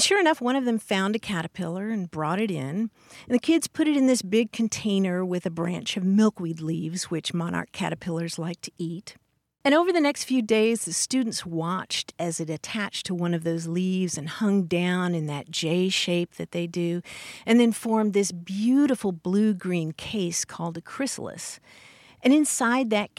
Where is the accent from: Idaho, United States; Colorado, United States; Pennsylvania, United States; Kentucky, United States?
Kentucky, United States; Louisville; accent: Southern; moved away; my hometown of Louisville, Kentucky